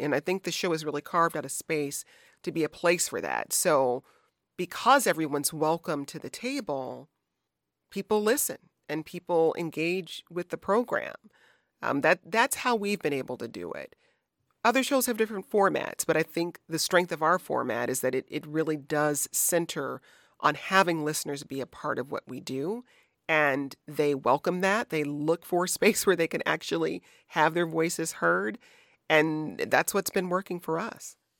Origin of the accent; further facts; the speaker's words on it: Michigan, United States; also born or lived in Chicago; now in Washington, D.C., United States; my home state of Michigan